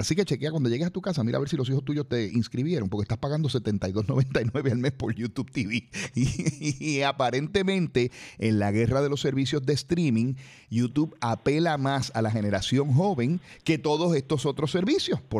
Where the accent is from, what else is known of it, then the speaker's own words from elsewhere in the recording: Puerto Rico; el bululuco somos los puertorriqueños, Normando, que ahí está el problema.